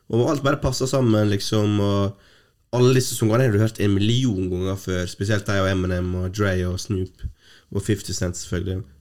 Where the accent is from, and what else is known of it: Norway